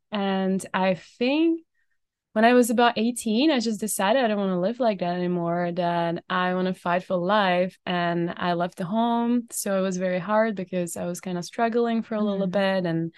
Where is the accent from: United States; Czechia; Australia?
Czechia; moved away as an adult; now in Canada; So I was blessed to grow up in Czech Republic and born and raised in Czech Republic. I've been in Canada for like about 4 years.